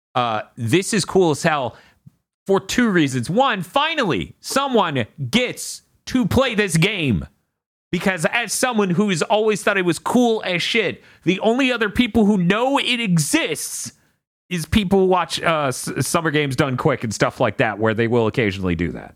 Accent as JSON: {"language": "English", "town": "Niceville", "region": "Florida", "country": "United States", "tie": "born or raised there"}